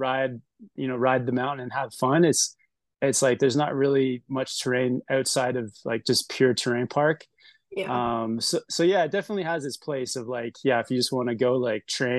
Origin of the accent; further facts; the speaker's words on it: Canada; moved away as an adult; also born or lived in Whistler / Tahoe; now in Salt Lake City, United States; I am Canadian